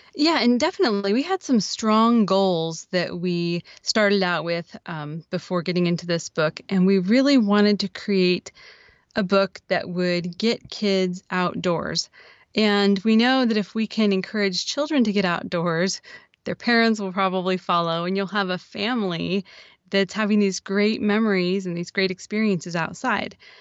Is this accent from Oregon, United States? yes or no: yes; Oregon, United States; I'm from Oregon.